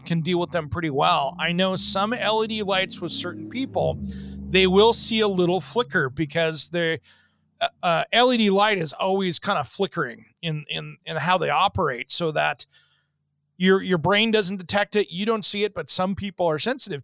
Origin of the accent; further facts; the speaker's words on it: Seattle, Washington, United States; growing up in the Seattle area